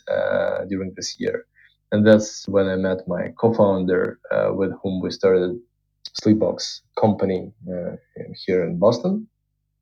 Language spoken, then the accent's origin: English; Moscow, Russia; I was born in Russia, in Moscow